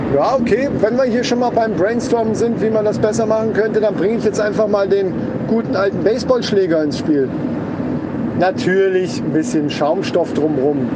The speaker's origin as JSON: {"language": "German", "town": "Kassel", "region": "Hesse", "country": "Germany", "said": "bei uns in Kassel"}